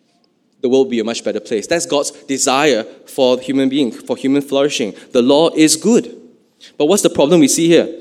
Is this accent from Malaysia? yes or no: yes; Malaysia